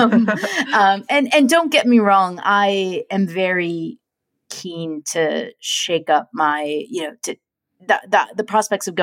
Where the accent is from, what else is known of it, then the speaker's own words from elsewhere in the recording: United States; moved away as an adult; now in London, United Kingdom; as an American, though, having moved to London